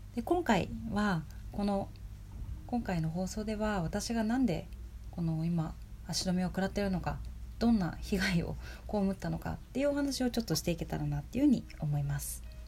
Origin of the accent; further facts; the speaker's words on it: Japan; moved away as an adult; also born or lived in Tokyo; now in Colorado, United States; もともと日本で生まれ育って、で、ほとんどの大部分を日本で過ごしてきて